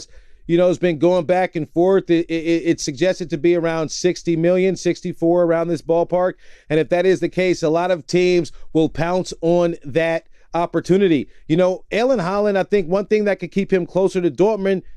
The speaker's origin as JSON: {"language": "English", "country": "United States", "said": "as an American"}